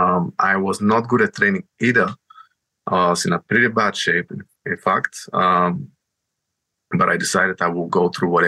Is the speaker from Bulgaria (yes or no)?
yes; Bulgaria; moved away as an adult; now in United Kingdom; I'm coming from Bulgaria, and I'm sort of an immigrant, right? I came here to the UK with 10 euros in my pocket, like on 2014 in September.